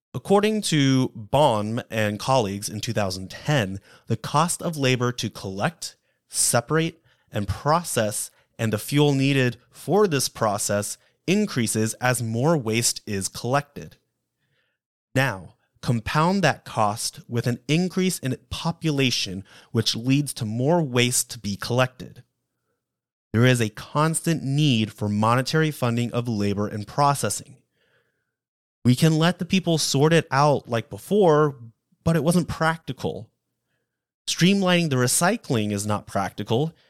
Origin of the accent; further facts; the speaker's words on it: Texas, United States; My home state of Texas